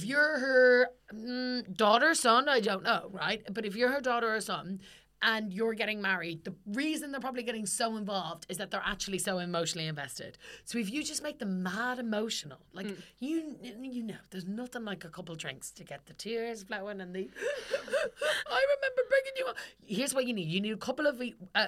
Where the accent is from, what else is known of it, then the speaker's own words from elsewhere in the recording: Ireland; I'm Irish.